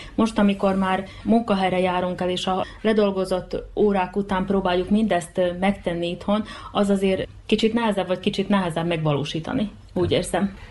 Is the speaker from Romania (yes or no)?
no; Mol, Vojvodina, Serbia; born or raised there